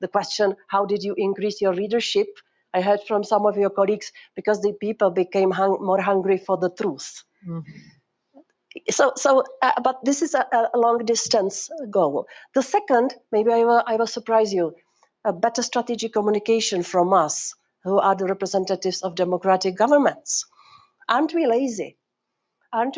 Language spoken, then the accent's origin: English; Prague, Czechia; I come from Prague, from Czech Republic